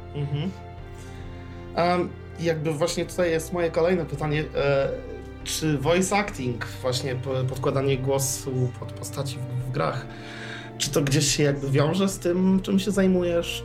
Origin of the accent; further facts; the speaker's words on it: Poland; jestem z Polski